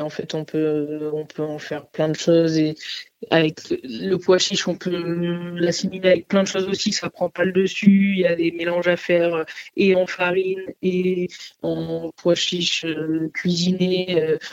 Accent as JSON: {"language": "French", "town": "Nice", "region": "Provence-Alpes-Côte d'Azur", "country": "France", "tie": "born or raised there", "also_born_or_lived": "Paris", "moved": "yes", "said": "je suis niçoise, euh, origine euh, arménienne et sicilienne, donc euh, le pois chiche, j'en ai mangé pendant mon enfance avec la soca, la panisse à Nice"}